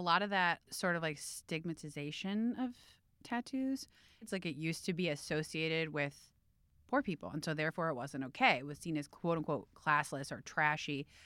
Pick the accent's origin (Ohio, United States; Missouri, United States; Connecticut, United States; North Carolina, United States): Ohio, United States; Cleveland; I grew up in Cleveland